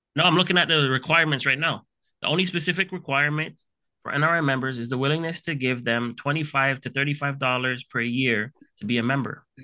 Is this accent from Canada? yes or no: yes; Canada; I'm Canadian.